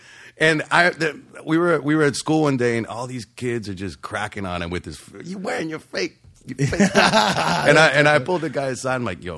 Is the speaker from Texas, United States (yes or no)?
no; Rialto, California, United States; moved away as an adult; now in Orange County, United States; Growing up in Rialto, it felt like a lifetime.